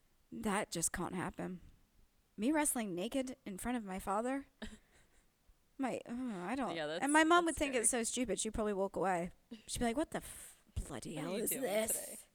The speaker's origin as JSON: {"language": "English", "country": "United Kingdom", "said": "I can't do a diaper situation or even act like a baby because I am too British, too refined."}